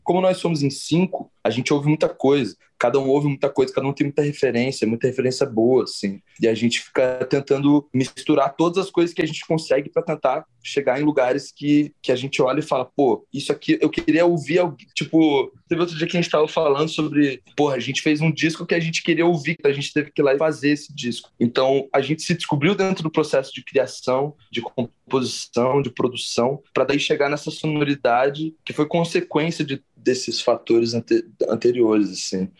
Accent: Curitiba, Paraná, Brazil; a gente é de Curitiba

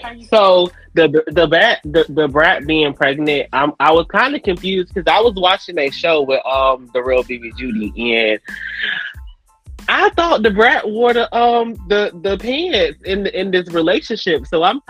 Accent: Tampa, Florida, United States; I'm from Tampa, Florida. I'm an aspiring YouTuber.

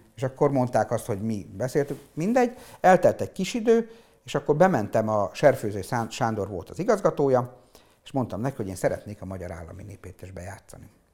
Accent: Péterfalva, Zakarpattia Oblast, Ukraine; also born or lived in Visk, Ukraine; mi olyan környezetben nőttünk fel Péterfalván, hogy minden működött.

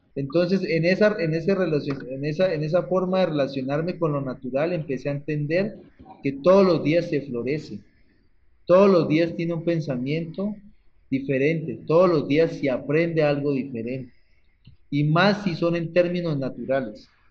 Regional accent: Cauca, Colombia; soy artista del Cauca

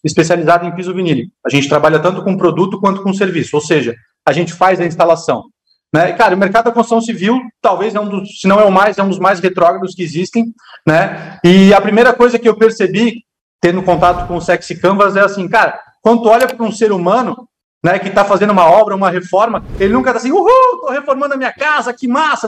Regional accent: Blumenau, Santa Catarina, Brazil; Eu sou de Blumenau, uma cidade alemã

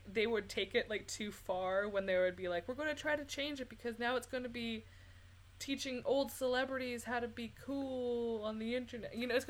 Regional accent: Canada; we are Canadian.

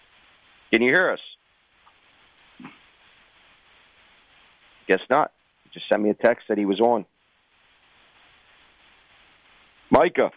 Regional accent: Maryland, United States; I went to the one in my hometown last year, the Caves Valley

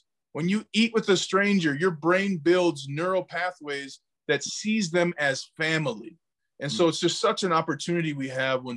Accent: Minnesota, United States; growing up in Minnesota

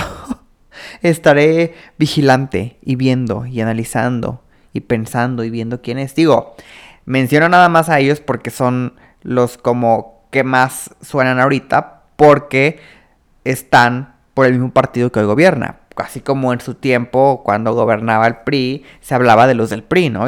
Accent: Mexico; como mexicanos

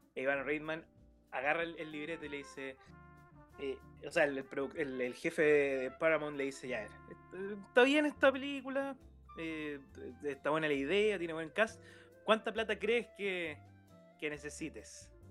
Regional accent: Concepción, Biobío, Chile; en Conce, que nosotros somos de Conce

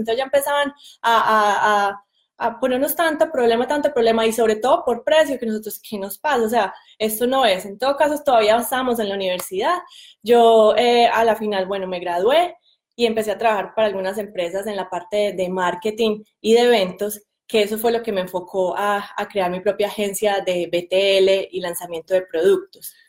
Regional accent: Medellín, Antioquia, Colombia; moved away; yo soy de Medellín

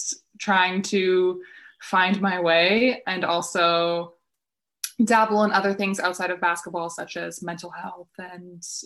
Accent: Winnipeg, Manitoba, Canada; moved away as an adult; also born or lived in Utah, United States; now in Czech Republic; I was born and raised in Winnipeg, Manitoba, grew up there. And then I went to school in the United States

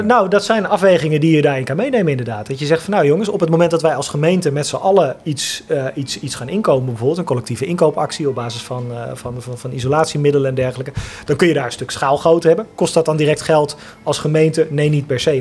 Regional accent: IJsselstein, Utrecht, Netherlands; also born or lived in Amsterdam / Eindhoven; zijn we uit Amsterdam verhuisd en in IJsselstein komen wonen

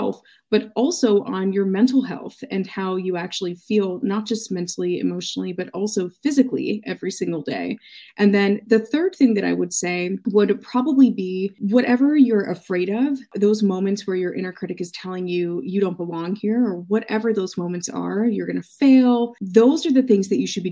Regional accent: United States; my experience being American

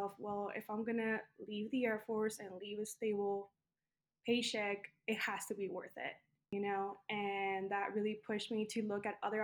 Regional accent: El Paso, Texas, United States; moved away as an adult; I am from Texas, from the town of El Paso, Texas. It's a border town. And since it's a border town, that means that I am a daughter of Mexican migrants that moved into the United States. I lived in Texas until I was about like 19 years old

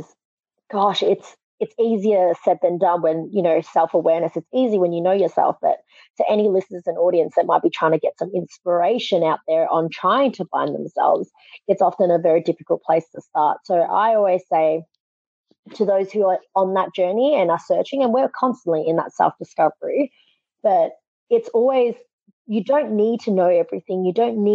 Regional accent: Australia; I'm from Australia

